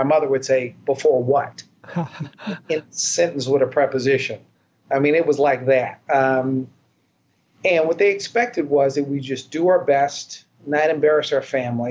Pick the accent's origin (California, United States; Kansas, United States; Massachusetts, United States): Kansas, United States; Wichita; also born or lived in Philadelphia, Pennsylvania; I was born in Philadelphia. But I grew up in Wichita, Kansas.